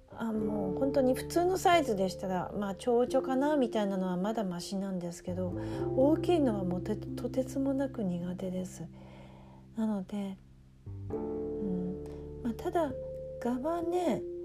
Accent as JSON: {"language": "Japanese", "region": "Aomori", "country": "Japan", "tie": "born or raised there", "moved": "yes", "said": "私が生まれ育った青森には、ゴキブリがいなかった"}